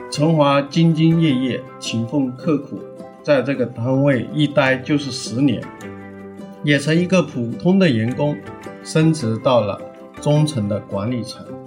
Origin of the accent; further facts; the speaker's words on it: Ganzhou, Jiangxi, China; 我们老家，啊，我的江西赣州